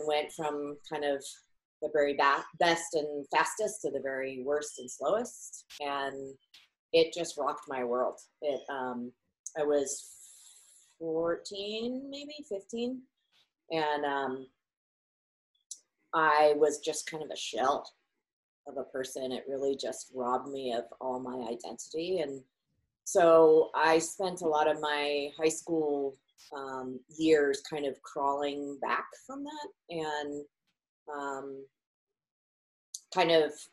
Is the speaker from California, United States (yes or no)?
yes; north of the Bay Area, California, United States; I grew up in California, and north of the Bay Area